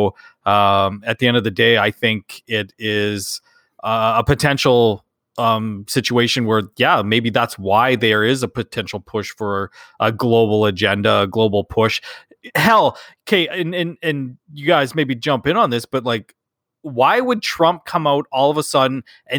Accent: Canada; We're those Canadian lads. We got it going on, bud.

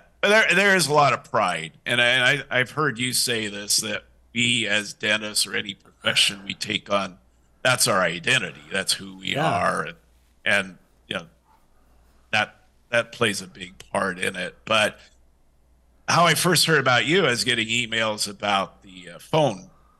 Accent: Ireland; And, you know, being an Irishman, you know, you can't pass up a free offer.

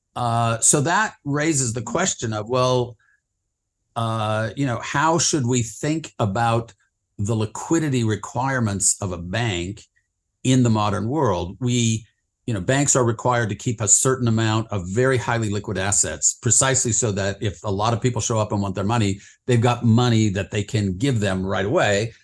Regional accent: northern Utah, United States; moved away as an adult; also born or lived in San Francisco / New York / Washington / London; grew up in the West, uh, mostly in, uh, Utah, uh, in a little town in northern Utah

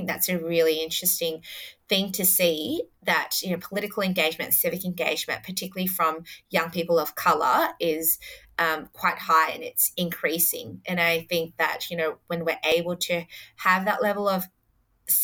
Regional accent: Adelaide, South Australia, Australia; So I was born in Adelaide. Mm. So I wasn't born in the local area in Fowler.

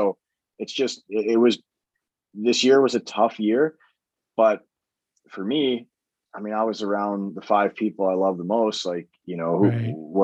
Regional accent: Boise, Idaho, United States; moved away as an adult; also born or lived in Colorado / Germany; I'm from Idaho.

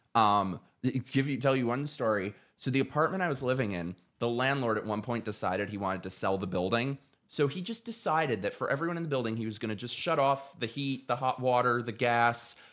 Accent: New York City, New York, United States; moved away as an adult; now in Florida, United States; I was born in New York City, lived there my whole life

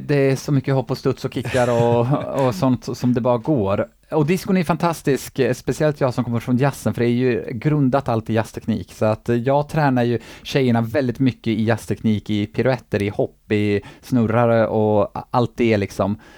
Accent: Eskilstuna, Södermanland, Sweden; moved away as an adult; now in Gothenburg, Sweden; hemma i Eskilstuna

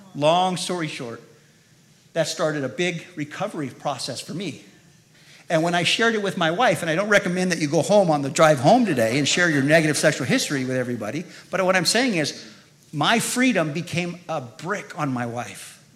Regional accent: Modesto, California, United States; also born or lived in Salinas, California; I was born in Salinas, California, Monterey Bay Area five years old, we moved to Modesto

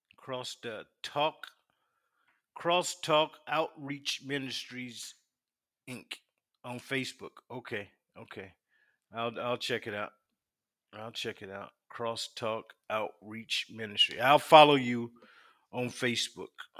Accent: Union, South Carolina, United States; now in Virginia Beach, United States; I'm from South Carolina. Little hick town called Union. Union, South Carolina

